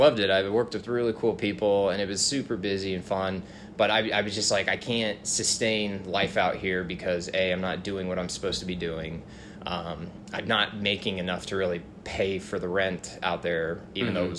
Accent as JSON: {"language": "English", "region": "Washington", "country": "United States", "tie": "born there", "also_born_or_lived": "St. Charles, Missouri", "said": "So I was born in Washington State. Hmm. Moved to like St. Charles, Missouri when I was really young. Then back to Washington."}